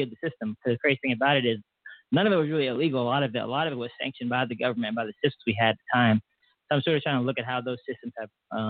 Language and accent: English; Atlanta, Georgia, United States; now in Tulsa, United States; I was from Atlanta before.